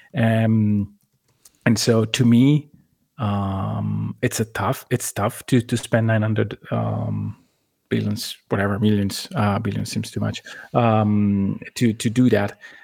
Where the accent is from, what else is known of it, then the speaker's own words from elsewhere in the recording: Italy; I lived a very similar situation on my city where an arena has to be made in order to go from basically the second league in Italy to the first one